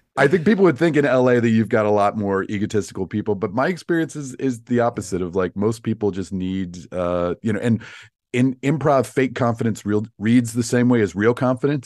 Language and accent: English; Virginia, United States; moved away as an adult; also born or lived in Chicago; now in Los Angeles, United States; I'm from Virginia